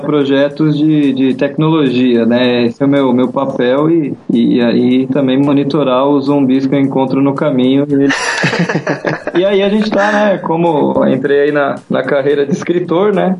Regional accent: São Paulo, Brazil; nasci em São Paulo, né? Sou paulista

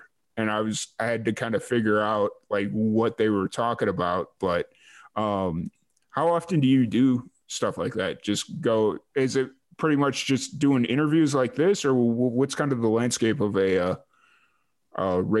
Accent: Midwest, United States; accent: Midwestern; is my big Midwestern accent coming through a little thick for you?

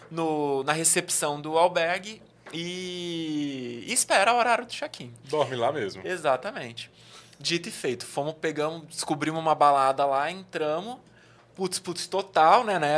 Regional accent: Southeast, Brazil; Eu que, por exemplo, vim do Sudeste, quando eu venho para o Nordeste, eu vejo muitas diferenças culturais, mas ainda assim é o Brasil

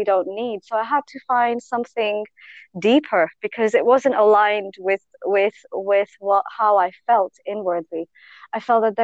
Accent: India; I grew up in India

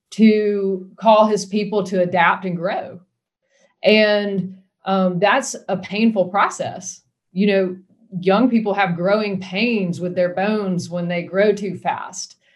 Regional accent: United States; yes, I'm an American, but I am part of a holy nation and a holy people.

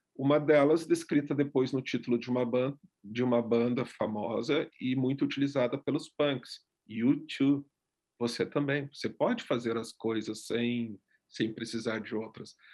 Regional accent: Gaúcho, Rio Grande do Sul, Brazil; eu sou gaúcho

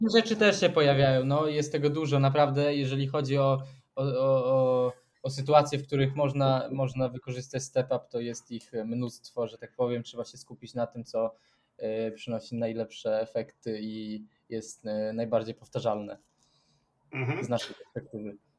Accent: Sweden; jestem ze Szwecji

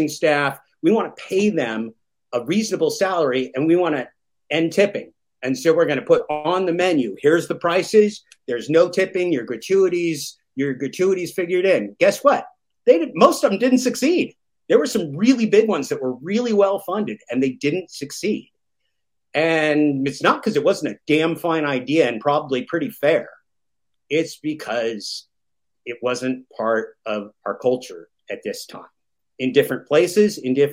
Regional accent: the Northwest of the United States, Portland and Washington, Pacific Northwest, United States; I come from the Northwest of the United States, Portland and Washington

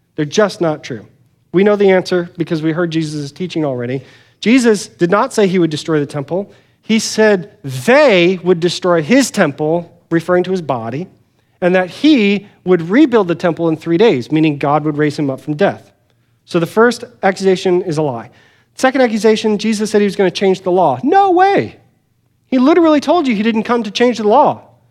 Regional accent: United States

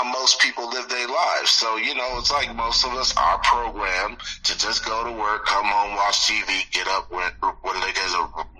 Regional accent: Detroit, Michigan, United States; born there; now in Southern California, United States; I was born in Detroit. I wasn't raised in Detroit, but all my family is back there.

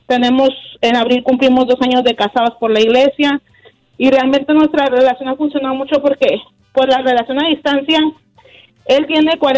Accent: Mazatlán, Sinaloa, Mexico; Yo soy de, de Mazatlán, Sinaloa.

